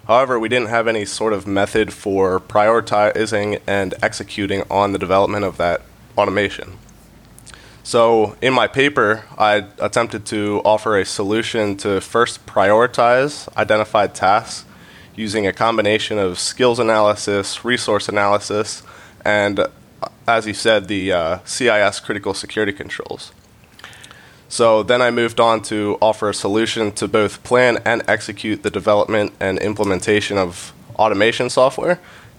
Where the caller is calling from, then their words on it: Hershey, Pennsylvania, United States; I'm recording from Hershey, Pennsylvania.